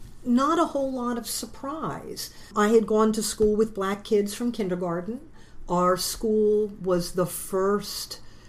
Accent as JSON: {"language": "English", "town": "Philadelphia", "region": "Pennsylvania", "country": "United States", "tie": "born or raised there", "also_born_or_lived": "Lancaster", "moved": "yes", "said": "I was born and raised in the Germantown section of Philadelphia and came out to Lancaster"}